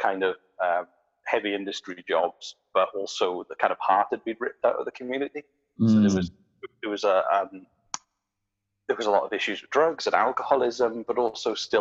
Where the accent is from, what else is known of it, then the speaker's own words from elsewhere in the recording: South Wales Valleys, United Kingdom; moved away as an adult; now in Nova Scotia, Canada; I grew up in the South Wales Valley